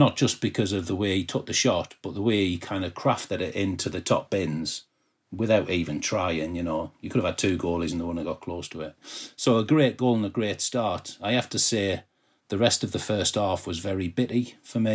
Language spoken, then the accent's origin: English; Peterborough, East of England, United Kingdom; I'm from Peterborough